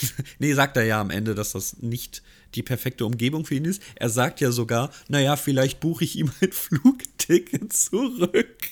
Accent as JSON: {"language": "German", "region": "Hamburg", "country": "Germany", "said": "bin ich als Hamburger"}